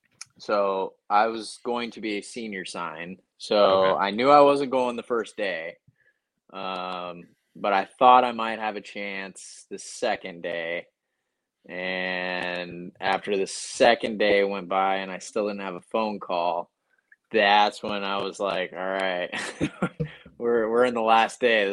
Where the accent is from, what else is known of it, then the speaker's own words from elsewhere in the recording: Washington, United States; Not in the Seattle area very much, but like my hometown gets a good amount of snow.